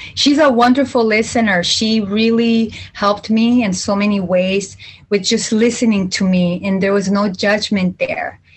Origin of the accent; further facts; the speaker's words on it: Jalisco, Mexico; I'm from Central Mexico, from uh, Jalisco.